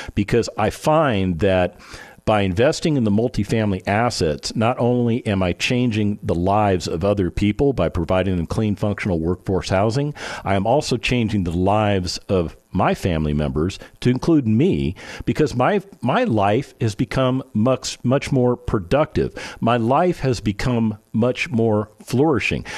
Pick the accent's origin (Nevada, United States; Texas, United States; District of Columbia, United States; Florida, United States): Nevada, United States; Las Vegas; I was born and raised in Las Vegas, Nevada